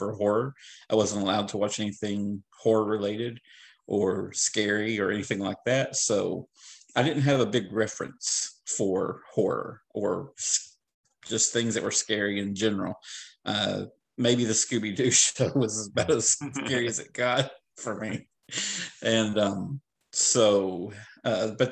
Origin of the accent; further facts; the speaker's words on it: the Ozarks, United States; moved away; I was born in the Ozarks, lived in the Ozarks for a while.